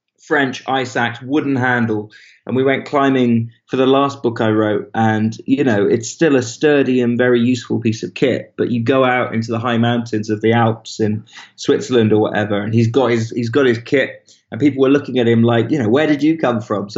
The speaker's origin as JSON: {"language": "English", "town": "Bristol", "region": "South West England", "country": "United Kingdom", "tie": "born or raised there", "also_born_or_lived": "Swansea, Wales / Spetses, Greece", "said": "I was born in this place and then fairly rapidly we moved"}